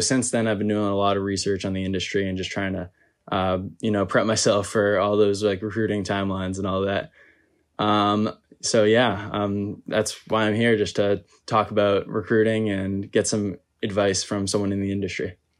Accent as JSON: {"language": "English", "region": "Massachusetts", "country": "United States", "moved": "as an adult", "said": "I'm originally from Massachusetts"}